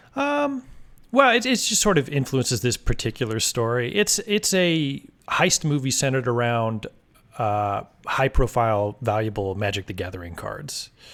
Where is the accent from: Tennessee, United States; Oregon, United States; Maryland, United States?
Oregon, United States; moved away as an adult; also born or lived in San Francisco Bay Area, California / Los Angeles, California / Missoula, Montana; I grew up in Oregon